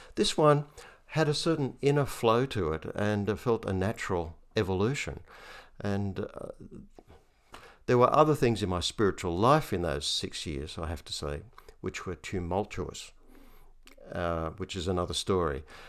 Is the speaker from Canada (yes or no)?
no; Hunter Valley, New South Wales, Australia; I'm a cradle Anglican and I grew up in the Hunter Valley